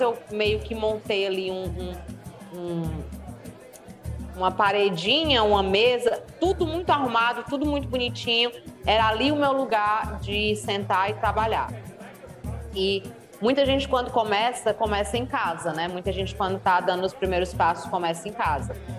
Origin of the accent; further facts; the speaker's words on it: Northeast Region, Brazil; accent: nordestino; eu sou mulher e eu sou nordestina, né? O meu sotaque chega antes que qualquer coisa que eu fale